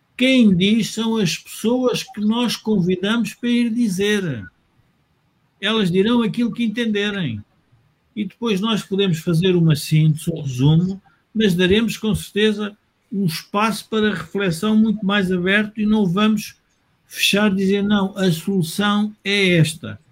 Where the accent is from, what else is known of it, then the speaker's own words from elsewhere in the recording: Portugal; Nós, como portugueses